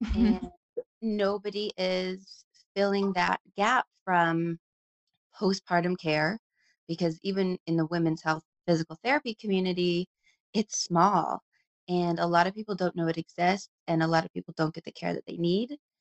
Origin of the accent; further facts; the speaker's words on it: Anchorage, Alaska, United States; moved away as an adult; also born or lived in Tacoma, Washington / Seattle, Washington / Boston, Massachusetts; I was born and raised in Anchorage, Alaska, and which is a beautiful place